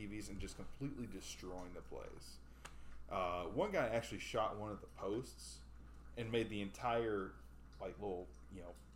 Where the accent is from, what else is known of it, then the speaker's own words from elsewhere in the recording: Tuscaloosa, Alabama, United States; I'm from Tuscaloosa. You know, it's college